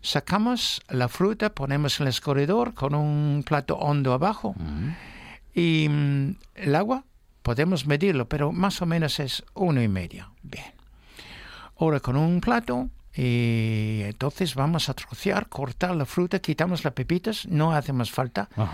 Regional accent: Newmarket, East of England, United Kingdom; Spanish is a second language; now in Spain; mi pueblo, Newmarket

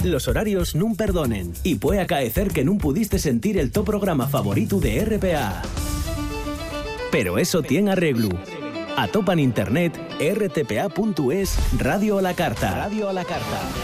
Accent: Asturias, Spain; sí somos muy asturianos

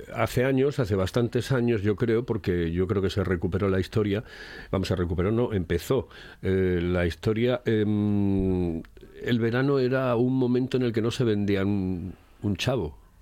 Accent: Asturias, Spain; se cogieron unas costumbres que no teníamos como asturianos

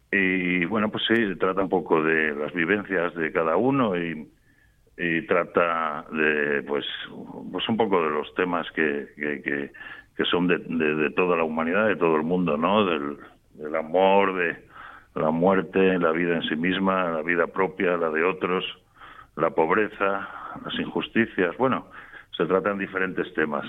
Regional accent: Gijón, Asturias, Spain; moved away as an adult; also born or lived in Madrid; yo soy de Gijón y, me fui con 18 años para Madrid

